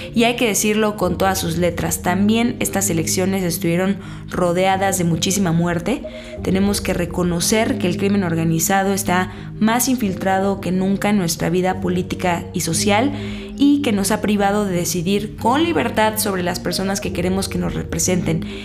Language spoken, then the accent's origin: Spanish; Mexico City, Mexico; de chiquita vivía en La Escandón